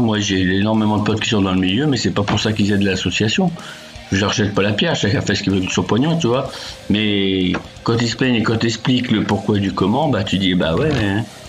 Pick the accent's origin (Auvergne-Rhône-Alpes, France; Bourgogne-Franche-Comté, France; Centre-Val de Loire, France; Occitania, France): Centre-Val de Loire, France; Berry; je suis d'origine du Berry, dans, dans la centre de la France, donc vers Bourges, saint Châteauroux, tout ça, l'Issoudun